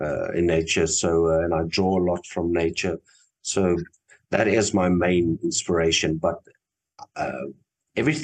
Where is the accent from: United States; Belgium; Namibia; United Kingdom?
Namibia; moved away as an adult; now in Cape Town, South Africa; I'm originally from Namibia, and when I started my art career, it was in Namibia